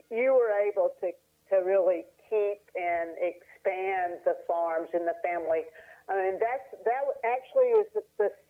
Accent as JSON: {"language": "English", "town": "Bonner", "region": "Tennessee", "country": "United States", "tie": "born or raised there", "accent": "Appalachian", "moved": "yes", "lives_now": "Asheville, United States", "said": "I grew up in Bonner, Tennessee."}